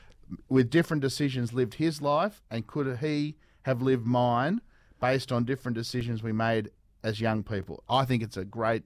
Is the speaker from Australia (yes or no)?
yes; Devonport, Tasmania, Australia; January 30, 1985. I was born in Devonport.